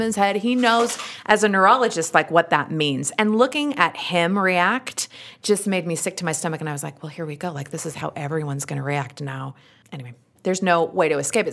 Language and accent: English; Utah, United States; accent: thick Utah; my thick Utah accent